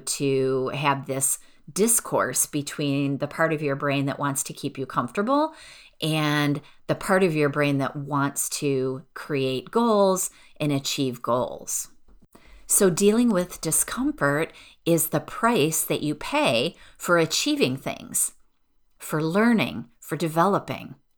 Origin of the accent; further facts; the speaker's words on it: outside of Detroit, Michigan, United States; I grew up outside of Detroit